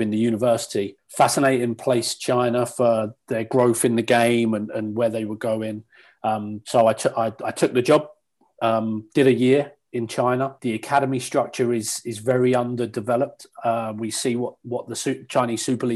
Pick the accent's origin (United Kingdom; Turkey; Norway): United Kingdom; England; moved away as an adult; also born or lived in Southampton / Bournemouth / Burnley; now in Canada; in England for the first 17 years.